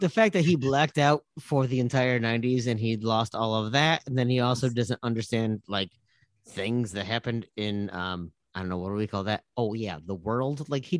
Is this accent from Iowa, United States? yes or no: yes; Eastern Iowa, United States; I grew up in Eastern Iowa. And when I grew up 3 hours from Chicago.